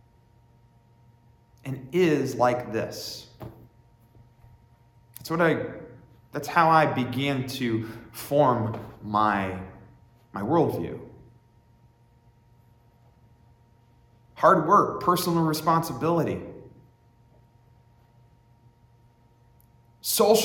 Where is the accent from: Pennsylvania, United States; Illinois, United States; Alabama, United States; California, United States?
Pennsylvania, United States; Warren; I grew up in Warren, Pennsylvania